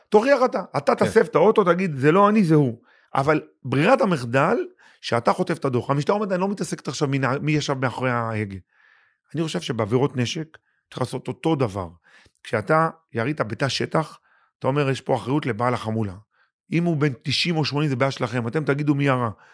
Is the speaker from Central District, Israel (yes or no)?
yes; Lod, Central District, Israel; born or raised there